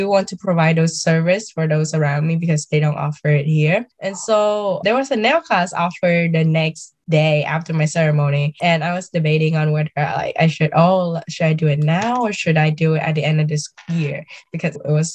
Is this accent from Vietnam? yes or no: yes; Vietnam; now in United States; growing up in Vietnam and moving here